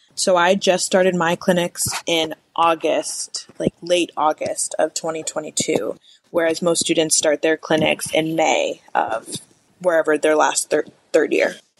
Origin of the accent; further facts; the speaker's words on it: Evanston, Illinois, United States; moved away as an adult; also born or lived in Ohio / Kentucky; now in Arizona, United States; I'm originally from Evanston, Illinois, which is right outside of Chicago. Most people just say Chicago, Illinois grew up there